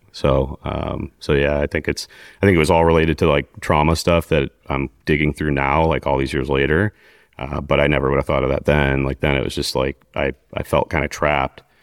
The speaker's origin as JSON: {"language": "English", "town": "Mokena", "region": "Illinois", "country": "United States", "tie": "born or raised there", "also_born_or_lived": "Glenwood, Illinois", "said": "I grew up in Glenwood, Illinois, which is a South Chicago suburb"}